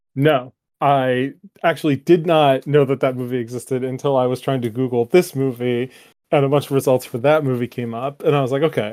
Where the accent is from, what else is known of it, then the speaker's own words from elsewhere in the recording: United States; as an American